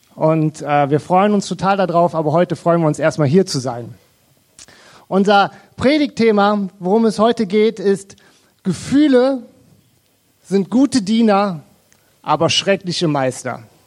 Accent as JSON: {"language": "German", "town": "Krefeld", "region": "North Rhine-Westphalia", "country": "Germany", "tie": "born or raised there", "said": "Wir kommen aus Krefeld"}